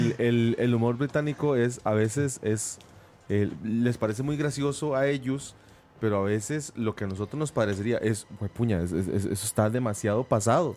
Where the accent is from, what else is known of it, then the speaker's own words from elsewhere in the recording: Costa Rica; en Costa Rica somos una sociedad americanizada